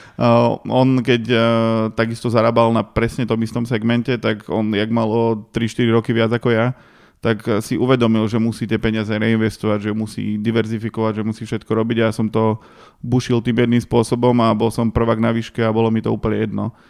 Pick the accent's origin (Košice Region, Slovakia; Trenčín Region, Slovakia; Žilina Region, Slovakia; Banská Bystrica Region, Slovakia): Košice Region, Slovakia; Dobšiná; moved away; ja som z Dobšinej a tam moc veľa vecí nemáš čo na práci